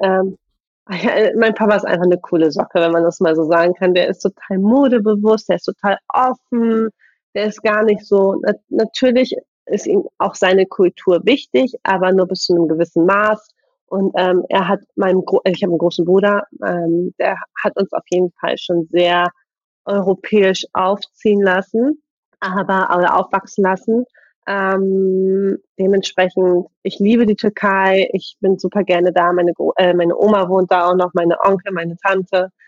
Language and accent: German; Bremen, Germany; ich bin ja Bremerin